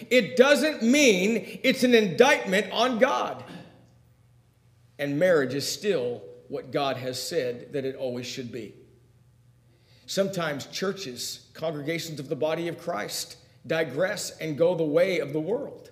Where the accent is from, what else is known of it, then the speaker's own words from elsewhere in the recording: United States; I do enjoy being an American